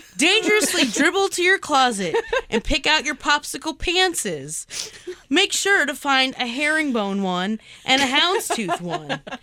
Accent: East Coast, United States; I was born on the East Coast

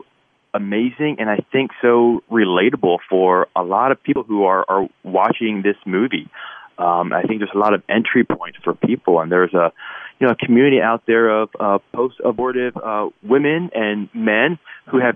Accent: Philadelphia, Pennsylvania, United States; I grew up in Philadelphia

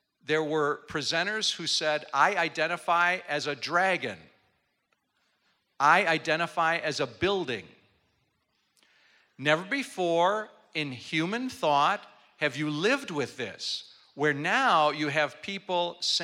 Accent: Milwaukee, Wisconsin, United States; I'm from Milwaukee, Wisconsin, and I'm in the southern part of the state

